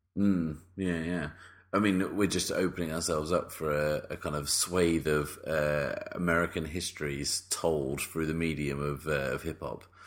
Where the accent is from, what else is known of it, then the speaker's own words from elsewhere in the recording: United Kingdom; the British people get a pass because we really cause the most problems